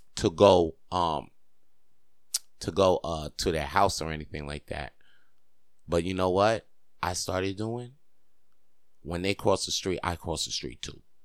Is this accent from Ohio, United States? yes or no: no; Spring Valley, New York, United States; moved away as an adult; now in Montreal, Canada; Spring Valley is where I'm from, New York